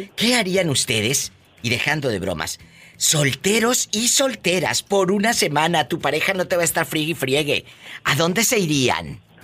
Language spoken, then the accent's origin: Spanish; Matamoros, Tamaulipas, Mexico; moved away; allá en mi tierra, en Matamoros